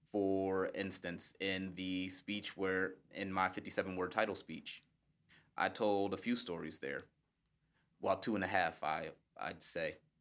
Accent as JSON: {"language": "English", "country": "United States", "said": "As an American speaker"}